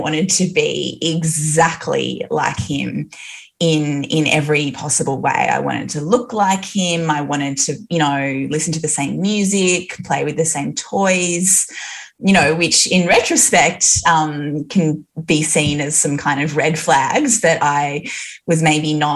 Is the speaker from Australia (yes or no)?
yes; Newcastle, New South Wales, Australia; I was raised in Newcastle